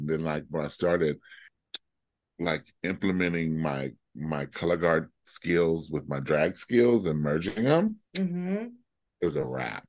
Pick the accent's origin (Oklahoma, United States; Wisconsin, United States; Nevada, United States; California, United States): California, United States; Compton; now in Florida, United States; Okay, so I left Compton after I left Southern California, because we were living